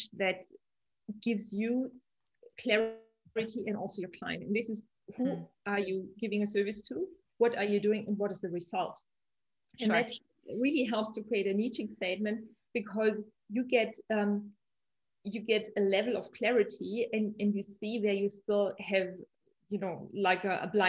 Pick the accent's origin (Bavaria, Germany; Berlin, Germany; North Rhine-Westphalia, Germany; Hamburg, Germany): Bavaria, Germany; Munich; I'm from Munich